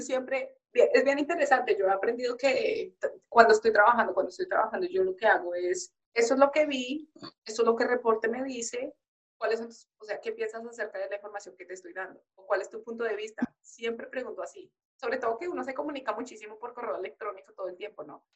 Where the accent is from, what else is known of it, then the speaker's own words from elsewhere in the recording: Colombia; moved away; nosotros somos criados así en Colombia